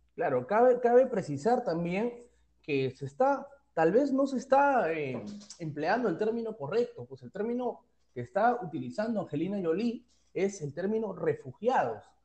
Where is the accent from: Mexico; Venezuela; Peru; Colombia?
Peru; Todos somos peruanos, todos somos cholos, venimos de una misma cultura